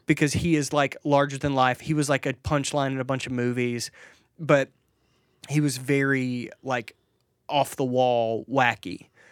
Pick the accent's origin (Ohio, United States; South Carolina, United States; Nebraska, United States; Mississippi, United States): Mississippi, United States; I grew up in Mississippi where, like, if you wanted vacation, you just walked out into the woods.